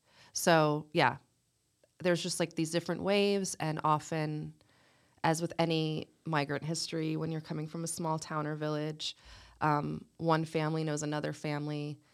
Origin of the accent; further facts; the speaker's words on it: New Jersey, United States; Yeah, the secret's out. I am from New Jersey, North Jersey to be exact.